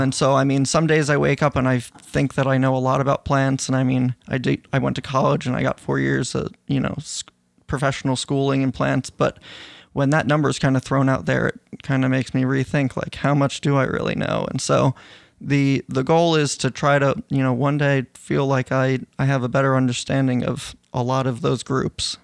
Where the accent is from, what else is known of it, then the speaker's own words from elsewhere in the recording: New York, United States; growing up in New York and, uh, in the Northeast